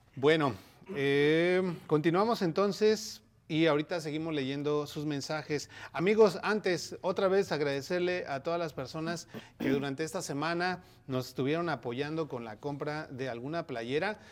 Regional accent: Mexico; now in United States; eso yo creo que no es parte de nuestra cultura como mexicanos

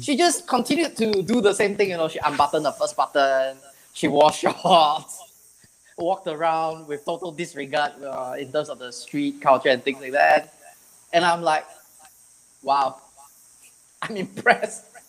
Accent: Singapore; I'm from Singapore

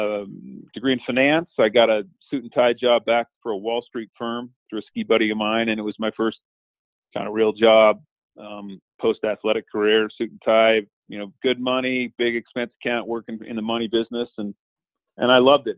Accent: Montana, United States; Montana, that's where I'm from. So, born and raised in Montana

